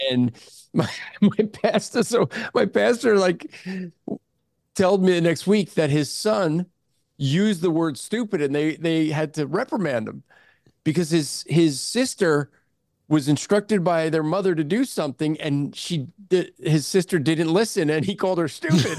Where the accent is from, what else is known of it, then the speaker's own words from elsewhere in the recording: New Jersey, United States; moved away; growing up in Jersey